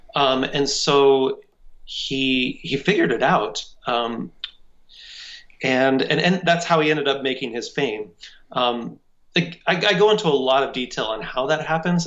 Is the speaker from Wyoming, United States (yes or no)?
yes; Cheyenne, Wyoming, United States; I would just been acting in community theater all of my life in Cheyenne, Wyoming